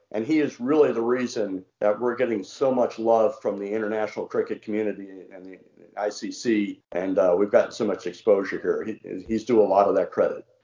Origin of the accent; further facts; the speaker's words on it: Washington, District of Columbia, United States; accent: slight southern; now in Morrisville, United States; I grew up in Washington D.C.